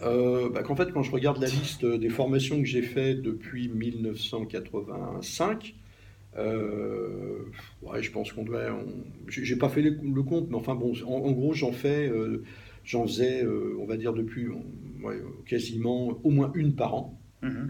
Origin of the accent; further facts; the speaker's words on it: Normandy, France; moved away; also born or lived in Paris region; en Normandie, qui est, mon pays d'origine